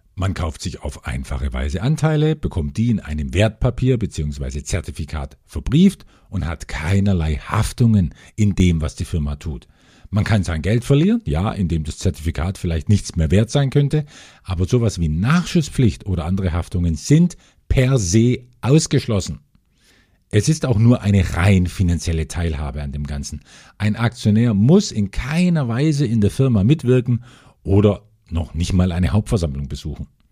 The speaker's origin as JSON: {"language": "German", "country": "Germany", "said": "bei uns in Deutschland"}